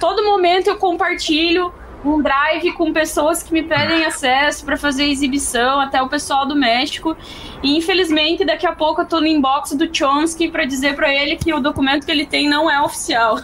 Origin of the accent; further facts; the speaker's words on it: Santa Catarina, Brazil; sou de Santa Catarina